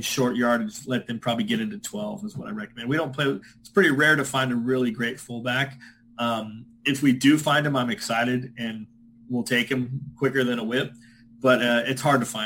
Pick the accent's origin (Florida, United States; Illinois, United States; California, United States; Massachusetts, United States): California, United States; I'm from California, so born and raised